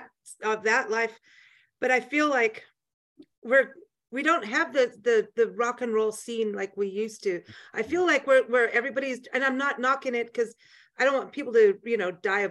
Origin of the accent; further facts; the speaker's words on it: South Africa; moved away; when I was growing up in South Africa in high school